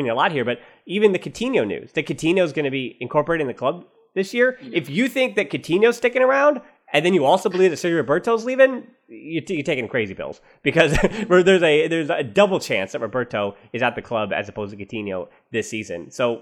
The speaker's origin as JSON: {"language": "English", "country": "United States", "said": "I'm the American"}